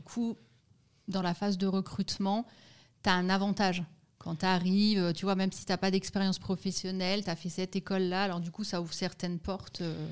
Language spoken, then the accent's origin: French; Lorraine, Grand Est, France; moved away as an adult; now in Lausanne, Switzerland; je suis française, née en Lorraine